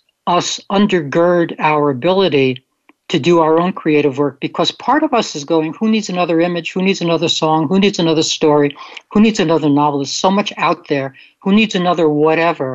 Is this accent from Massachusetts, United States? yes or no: no; New York City, New York, United States; near where I grew up in Brooklyn